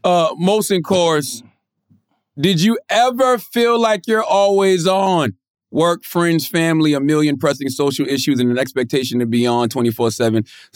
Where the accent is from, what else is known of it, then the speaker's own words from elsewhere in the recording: Moncks Corner, South Carolina, United States; growing up in Moss Corner, South Carolina